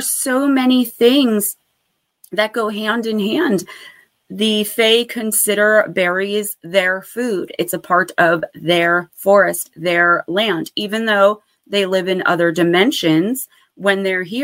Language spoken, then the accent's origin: English; Paterson, New Jersey, United States; Lambert Castle, which is in my hometown of Paterson, New Jersey